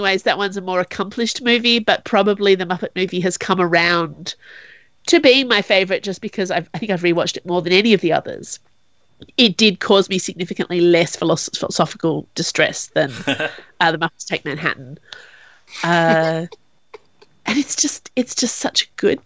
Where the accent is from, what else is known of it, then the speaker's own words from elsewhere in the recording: Australia; as an Australian